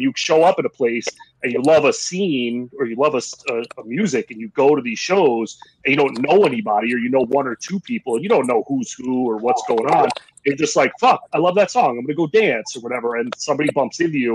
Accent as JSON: {"language": "English", "area": "Long Island", "region": "New York", "country": "United States", "tie": "born or raised there", "also_born_or_lived": "Buffalo", "moved": "yes", "said": "when I was growing up on Long Island"}